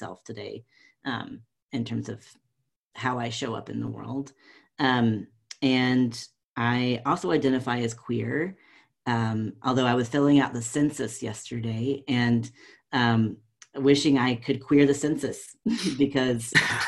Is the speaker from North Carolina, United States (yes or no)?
yes; North Carolina, United States; moved away as an adult; I am a white, southern transgender man who was born and raised in North Carolina and now living back in North Carolina